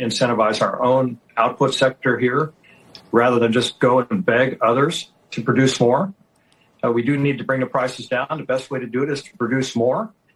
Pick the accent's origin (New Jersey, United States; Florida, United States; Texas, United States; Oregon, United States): Texas, United States; I'm a Texan.